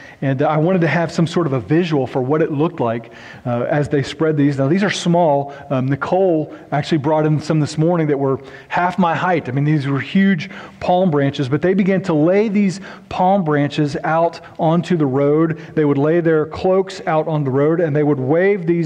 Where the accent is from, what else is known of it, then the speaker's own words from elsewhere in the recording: Noble, Oklahoma, United States; also born or lived in Norman, Oklahoma; The little town I grew up in Oklahoma was kind of a trashy town